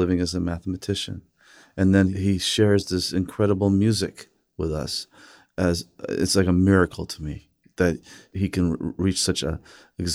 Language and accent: English; Los Angeles, California, United States; as a kid growing up in Los Angeles with an American mother